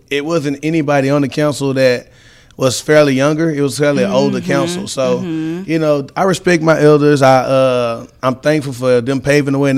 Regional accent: Beaumont, Texas, United States; born and raised in Beaumont

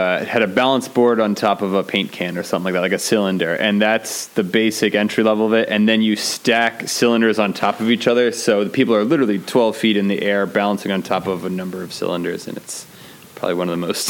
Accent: New Jersey, United States; we're from New Jersey, so there was just a very large Italian population

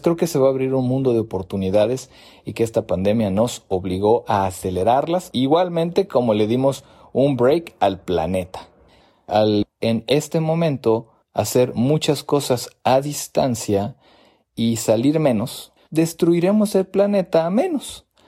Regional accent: Mexico; also born or lived in United States; now in Mexico City, Mexico; yo soy mexicano y estoy transmitiendo esto, grabando esto desde desde la Ciudad de México

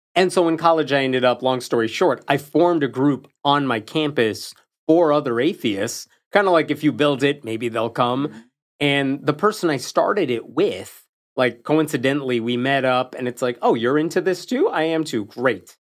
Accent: Chicago, Illinois, United States; I grew up in and around Chicago, different parts of the suburbs

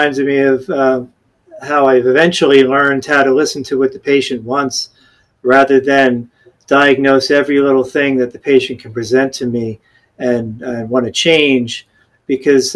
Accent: New York, United States; moved away as an adult; also born or lived in Gainesville, Florida; now in Naples, United States; I grew up in New York

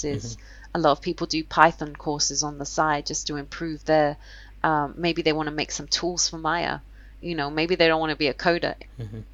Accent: London, United Kingdom; I'm from London

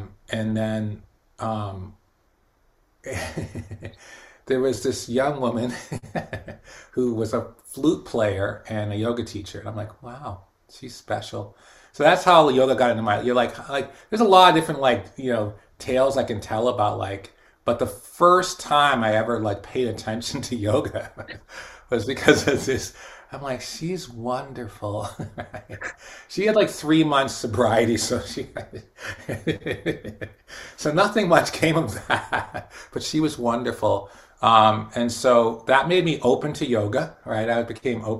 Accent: Boston, Massachusetts, United States; my community growing up in Boston in the '70s

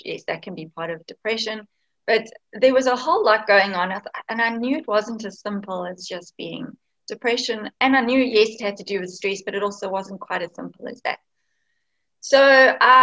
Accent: Cape Town, Western Cape, South Africa; I'm actually from Cape Town in South Africa

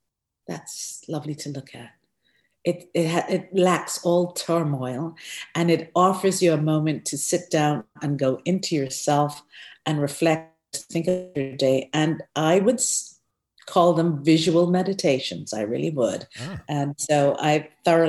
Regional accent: Guyana; I was born in Guyana, South America.

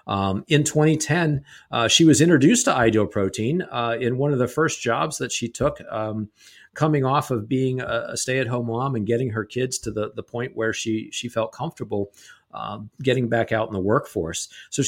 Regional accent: Canada; accent: Canadian; My Canadian accent coming back from upstate New York.

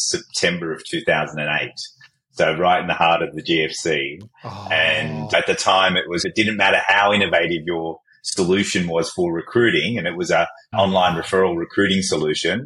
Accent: Fairfield, Bonnyrigg and Liverpool, New South Wales, Australia; also born or lived in Baghdad, Iraq; I was born in Baghdad in Iraq, and we escaped the Iraq-Iran war in the 70s and were fortunate enough to be able to come to Australia as refugees back in 1976. So I grew up in the south of Fairfield and Bonnyrigg and Liverpool

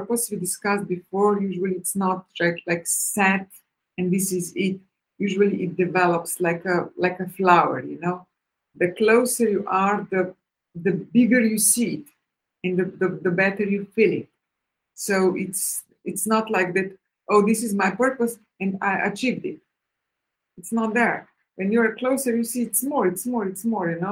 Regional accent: Slovenia; moved away as an adult; now in Cyprus; I really love Slovenia a lot. It's still my homeland, you know. I was born there

